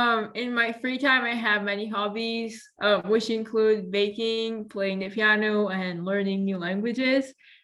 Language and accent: English; Ancona, Marche, Italy; I am 16 years old. I am from Ancona, which is a town on the Adriatic side of central Italy.